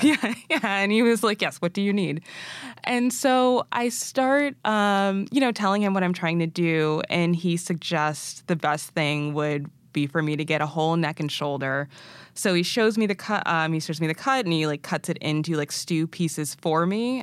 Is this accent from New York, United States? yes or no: no; Massachusetts, United States; born or raised there; also born or lived in Arusha, Tanzania